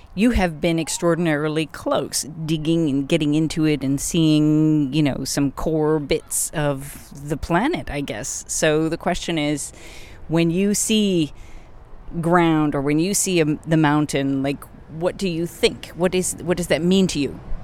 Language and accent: English; United States; as an American